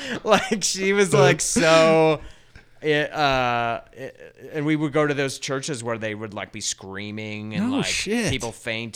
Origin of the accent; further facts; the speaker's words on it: Denver, Colorado, United States; also born or lived in Littleton; In Denver, Central Denver.